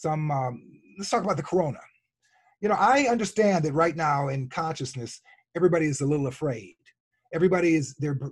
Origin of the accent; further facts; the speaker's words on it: Chicago, Illinois, United States; born and raised in the South Side of Chicago